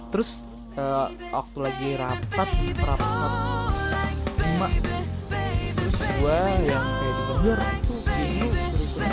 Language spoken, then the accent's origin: Indonesian; Java, Indonesia; nggak bisa bahasa Jawa walaupun gua orang Jawa